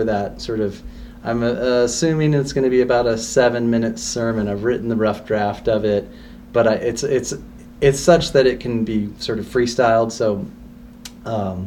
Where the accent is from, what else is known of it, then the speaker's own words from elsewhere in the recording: Corralitos, California, United States; moved away; I grew up in a really small town in the south part of the county called Corralitos